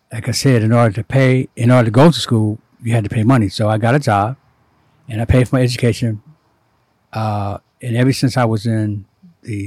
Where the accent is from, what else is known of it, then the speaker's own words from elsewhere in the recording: Ohio, United States; I was born in Ohio, 1944